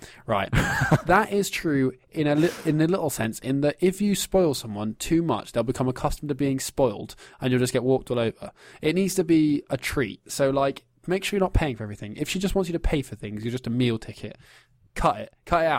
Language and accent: English; England, United Kingdom; Growing up in England, in middle-class England, in sort of the schools we go to, it kind of just seeps into your culture a bit.